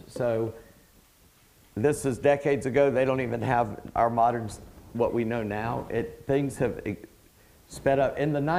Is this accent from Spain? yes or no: no; England, United Kingdom; I'm not Greek, I'm English, so hell followed him.